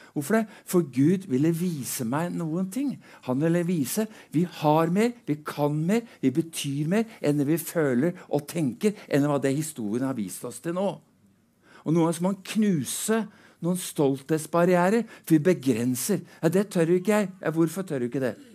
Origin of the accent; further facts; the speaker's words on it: Drammen, Buskerud, Norway; er født og oppvokst i Drammen